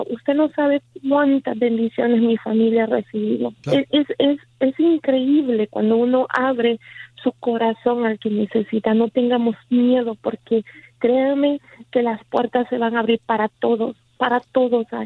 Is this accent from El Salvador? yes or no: yes; El Salvador; en mi caso, yo soy salvadoreña y ah, recuerdo que de pequeña